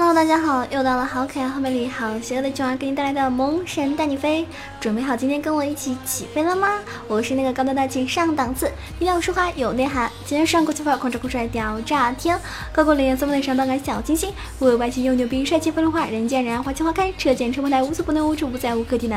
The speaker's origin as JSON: {"language": "Chinese", "region": "Sichuan", "country": "China", "said": "我们四川人"}